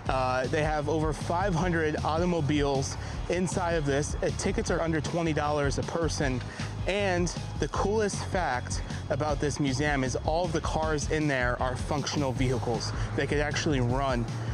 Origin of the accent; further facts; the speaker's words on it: upstate New York, United States; now in Nashville, United States; because I'm from New York, upstate New York